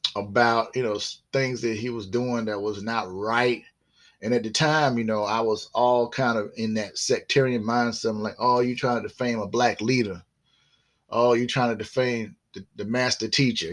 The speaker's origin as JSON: {"language": "English", "region": "South Carolina", "country": "United States", "tie": "born or raised there", "also_born_or_lived": "Groton, Connecticut / Norfolk, Virginia", "said": "we moved from there eventually in the 70s, uh, I would say like the mid 70s to uh, South Carolina, where I still reside in South Carolina"}